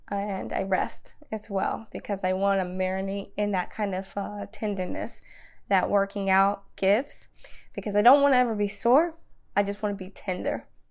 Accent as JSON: {"language": "English", "town": "Danville", "region": "Virginia", "country": "United States", "tie": "born or raised there", "said": "I grew up in Danville, Virginia"}